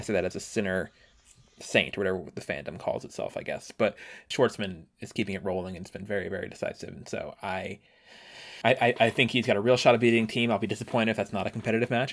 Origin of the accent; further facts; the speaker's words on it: Washington, District of Columbia, United States; my hometown of Washington